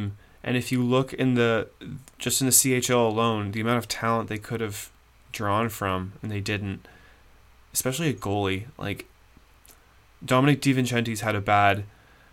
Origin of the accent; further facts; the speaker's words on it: Canada; As a Canadian